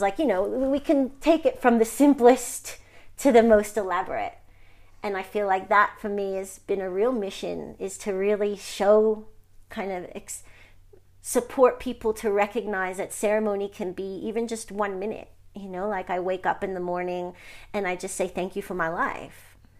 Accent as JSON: {"language": "English", "region": "New York", "country": "United States", "said": "I'm from New York, Sicilian"}